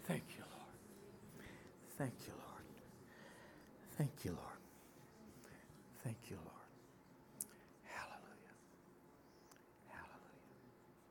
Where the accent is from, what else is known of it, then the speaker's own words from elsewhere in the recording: New Jersey, United States; I'm from New Jersey